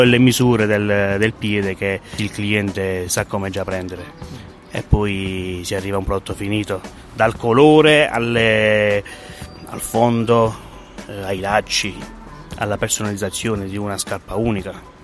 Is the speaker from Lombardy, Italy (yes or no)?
no; Sant'Arcangelo, Basilicata, Italy; restare nel mio paese